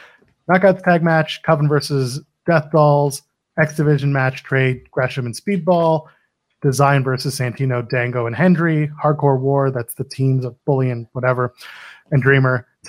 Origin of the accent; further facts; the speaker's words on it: Canada; I'm but a Canadian.